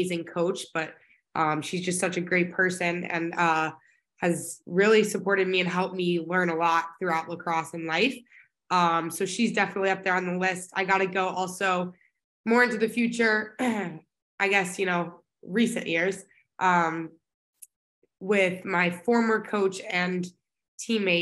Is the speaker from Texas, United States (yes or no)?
yes; Dallas, Texas, United States; now in Boston, United States; Originally from Dallas, Texas, born and raised my whole life.